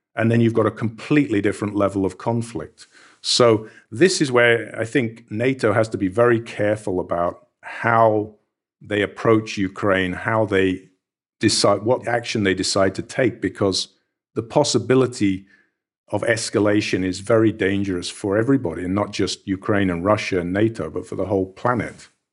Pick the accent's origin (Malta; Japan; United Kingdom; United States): United Kingdom; I was growing up in Britain